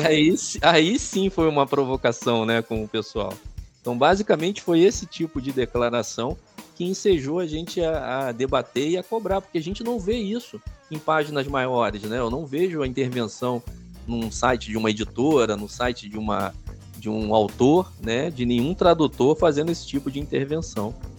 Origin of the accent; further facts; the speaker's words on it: Rio de Janeiro, Brazil; moved away as an adult; now in Caxias do Sul, Brazil; eu sou carioca, né, cara? Eu sou nascido no Rio de Janeiro e estou morando aqui em Caxias do Sul desde 2019